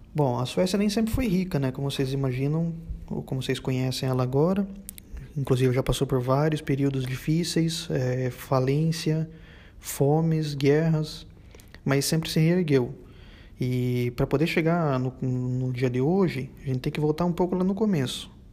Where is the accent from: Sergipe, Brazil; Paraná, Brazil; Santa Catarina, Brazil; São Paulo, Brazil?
Paraná, Brazil; interior of; now in Sweden; Eu sou brasileiro mesmo, esse sotaque bosta é porque eu venho o interior do Paraná